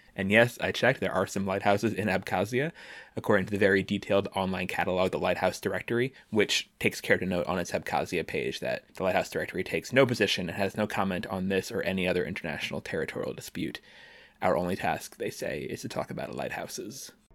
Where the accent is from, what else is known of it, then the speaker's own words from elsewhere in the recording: Washington, District of Columbia, United States; my hometown, Washington, D C